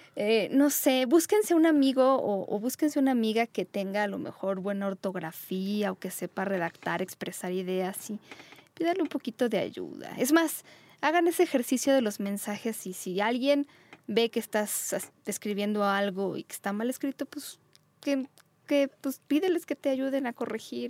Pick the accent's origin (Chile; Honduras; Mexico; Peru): Mexico; donde vivimos, en nuestra querida México, que fue donde yo nací